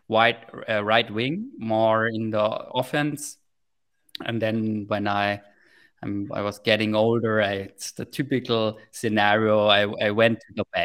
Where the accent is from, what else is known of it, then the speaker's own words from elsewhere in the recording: Heilbronn, Baden-Württemberg, Germany; in my hometown in Heilbronn, there's quite a good in my hometown is quite a good ice hockey club called Heilbronner Falken